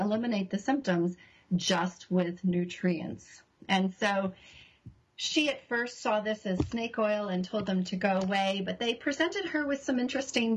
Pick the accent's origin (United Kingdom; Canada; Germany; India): Canada; moved away as an adult; also born or lived in Toronto; now in New Zealand; I'm Canadian